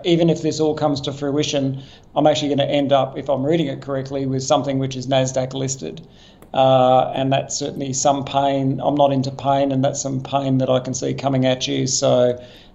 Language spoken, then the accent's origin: English; Queensland, Australia; as a Queenslander